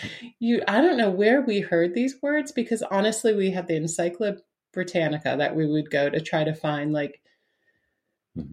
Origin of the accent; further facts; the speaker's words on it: Spofford, New Hampshire, United States; growing up in Spofford, New Hampshire, like it was a village of 3,000 people